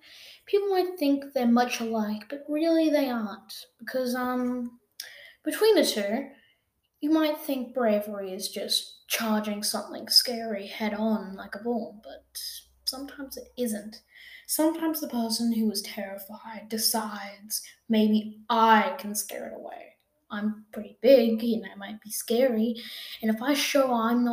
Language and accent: English; Australia; I am an Australian person.